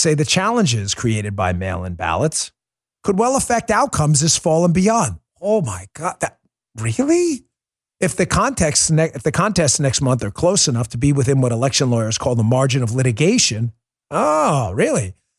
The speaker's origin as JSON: {"language": "English", "country": "United States", "said": "I'm an American"}